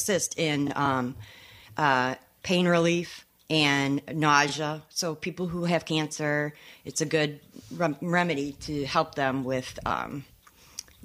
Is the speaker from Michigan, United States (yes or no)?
yes; Michigan, United States; also born or lived in Chicago; now in Saugatuck, United States; I'm originally from Michigan